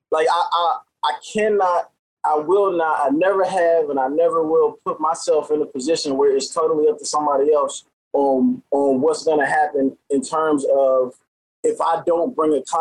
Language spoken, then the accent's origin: English; St. Louis, Missouri, United States; now in Philadelphia, United States; I'm from and I'm originally from St. Louis, but uh, I've been in Philly since 2009.